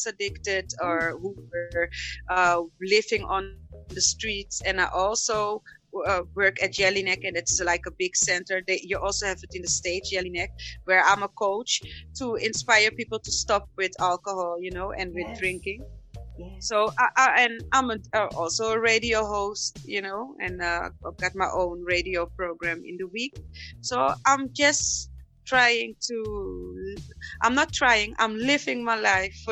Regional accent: Amsterdam, North Holland, Netherlands; also born or lived in Suriname; I was born in Amsterdam, in Holland

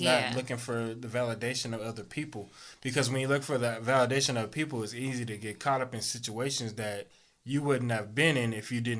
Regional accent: California, United States; We're from California

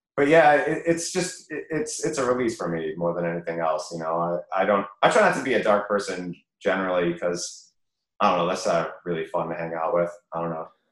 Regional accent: Chicago, Illinois, United States; I went to UIC and I grew up in Bridgeport

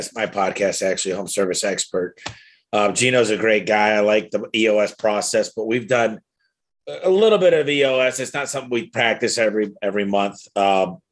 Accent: Michigan, United States; now in Arizona, United States; I'm from Michigan

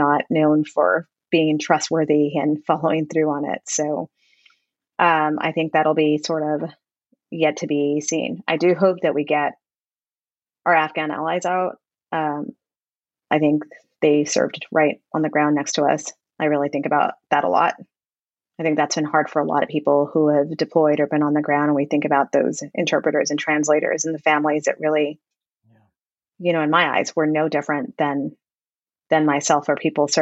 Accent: Texas, United States; I'm from Texas

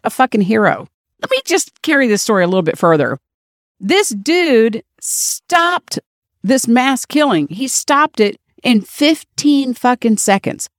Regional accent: Washington, District of Columbia, United States; My hometown, D C, where I was born and raised

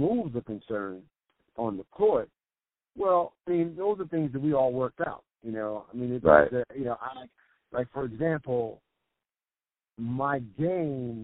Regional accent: New York, United States; growing up in New York and being, you know, an all-city basketball player

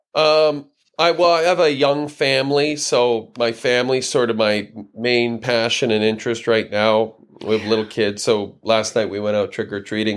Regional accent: near Edmonton, Alberta, Canada; I grew up near Edmonton

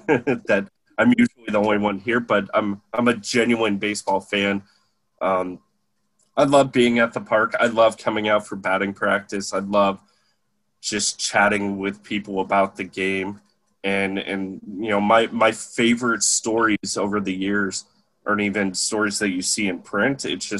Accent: Des Moines, Iowa, United States; I've been born and raised in Des Moines. I grew up going to games.

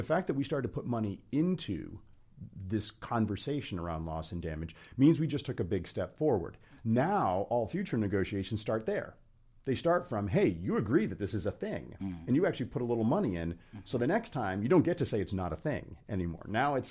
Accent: United States

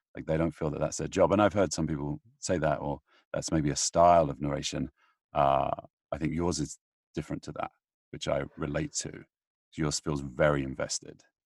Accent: United Kingdom; I'm British

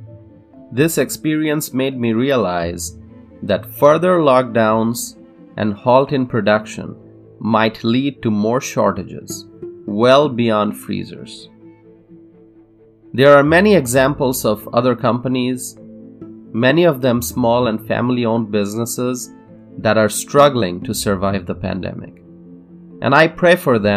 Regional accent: United States; I am an American

